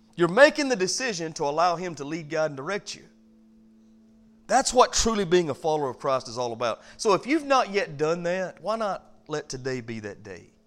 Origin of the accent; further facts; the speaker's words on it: United States; I'm from America